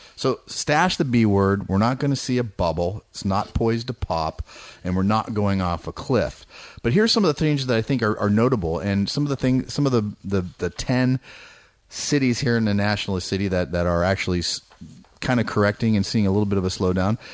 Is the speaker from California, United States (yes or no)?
yes; Bay Area, California, United States; moved away; I grew up in the Bay Area.